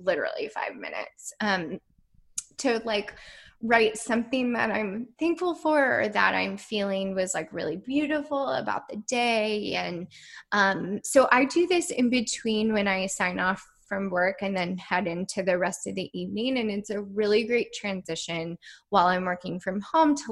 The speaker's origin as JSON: {"language": "English", "region": "Midwest", "country": "United States", "tie": "born or raised there", "said": "I grew up in the Midwest"}